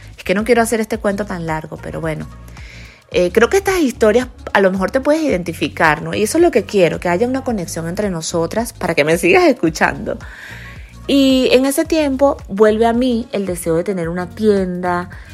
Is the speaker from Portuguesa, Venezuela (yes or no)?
yes; Guanare, Portuguesa, Venezuela; moved away as an adult; also born or lived in United States; esa ciudad de donde yo soy se llama Guanare, en Venezuela, es una ciudad muy pequeña